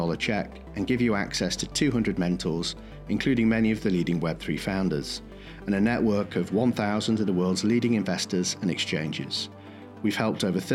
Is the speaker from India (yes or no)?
no; United Kingdom; as a Brit